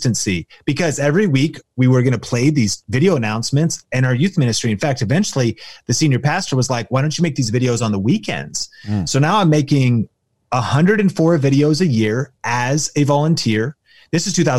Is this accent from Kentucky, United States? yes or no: no; Arlington, Washington, United States; I grew up in Arlington, Washington